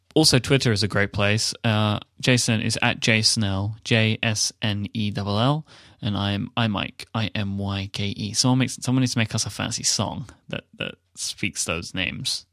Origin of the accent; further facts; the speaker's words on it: United Kingdom; the British guy